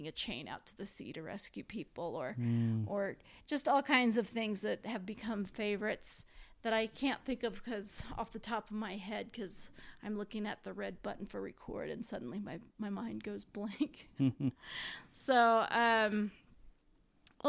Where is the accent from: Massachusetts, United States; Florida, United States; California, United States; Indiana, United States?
Indiana, United States; I grew up in Indiana